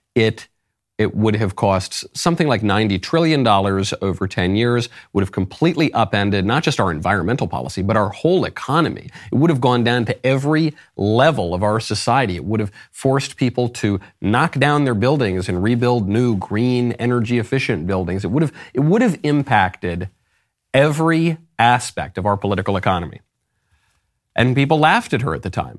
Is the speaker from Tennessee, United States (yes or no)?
no; New York, United States; moved away; also born or lived in Los Angeles; I'm from New York.